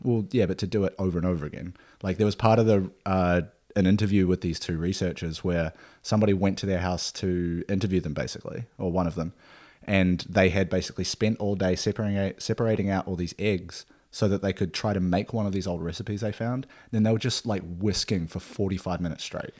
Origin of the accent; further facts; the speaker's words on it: Nelson, New Zealand; now in Australia; my hometown is, uh, Nelson